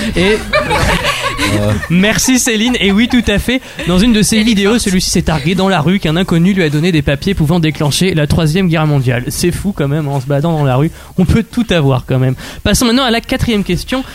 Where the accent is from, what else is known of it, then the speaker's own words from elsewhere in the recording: Normandy, France; je suis normand